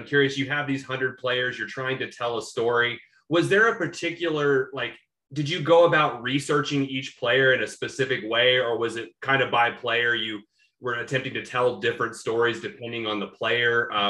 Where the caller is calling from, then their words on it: Oklahoma City, Oklahoma, United States; you know, I'm recording from Oklahoma City in Oklahoma.